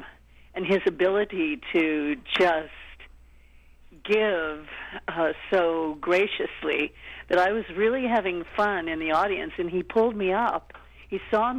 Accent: Tulsa, Oklahoma, United States; moved away; also born or lived in St. Louis, Missouri; I'm from Oklahoma, Tulsa

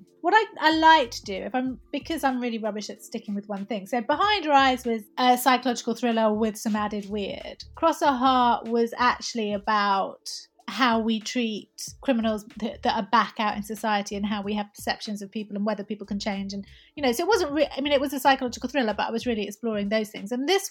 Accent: Syria; like I was raised in Syria. So, you know, I don't have that anti-Arab sentiment that a lot of people do.

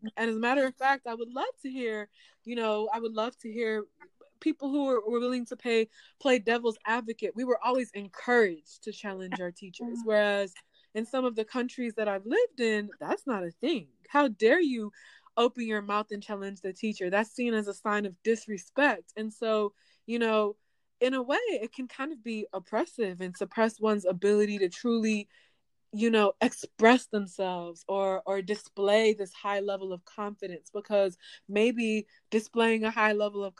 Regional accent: Nigeria; I'm Nigerian. So for me, culturally, I mean, we have thick skin, we're tough.

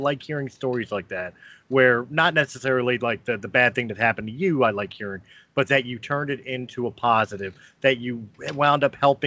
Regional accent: Philadelphia, Pennsylvania, United States; I'm from Philly

